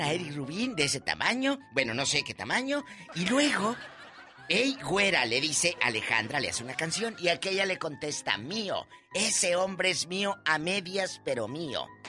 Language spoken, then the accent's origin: Spanish; Matamoros, Tamaulipas, Mexico; En el 93, ahí en Matamoros, en mi tierra